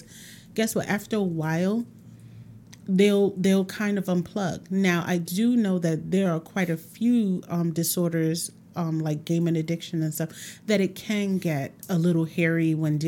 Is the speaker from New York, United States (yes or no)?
yes; Brooklyn, New York, United States; Oh, I was born Brownsville, Brooklyn. Oh, okay. Born and raised in St. Mary's Hospital. I've lived there all my life until actually my last year of high school. I went to Clara Barton in Brooklyn.